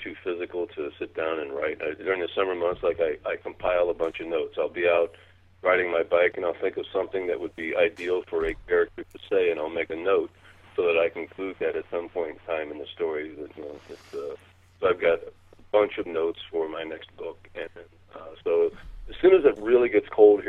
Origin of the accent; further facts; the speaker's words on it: Missouri, United States; I grew up in Missouri